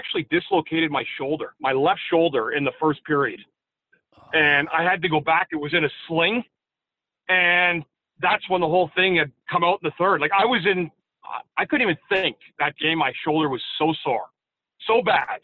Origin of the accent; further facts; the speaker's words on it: Ottawa, Ontario, Canada; my hometown of Ottawa